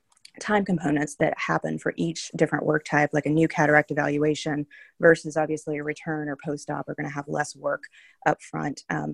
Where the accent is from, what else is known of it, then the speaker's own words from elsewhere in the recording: North Carolina, United States; I am from North Carolina, so I started at UNC Pediatrics